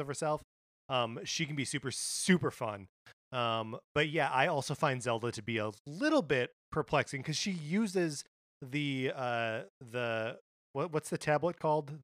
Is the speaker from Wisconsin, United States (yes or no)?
yes; Wisconsin, United States; now in California, United States; my home state of Wisconsin